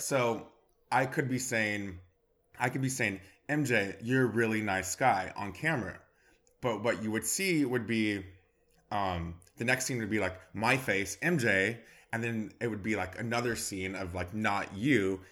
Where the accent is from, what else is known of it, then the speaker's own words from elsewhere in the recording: Bakersfield, California, United States; moved away as an adult; now in Los Angeles, United States; I'm from Bakersfield, California